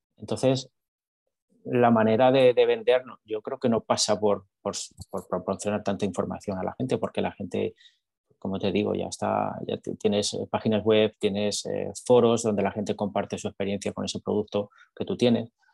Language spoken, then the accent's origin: Spanish; Madrid, Community of Madrid, Spain; moved away as an adult; now in Texas, United States; yo soy de España, soy de Madrid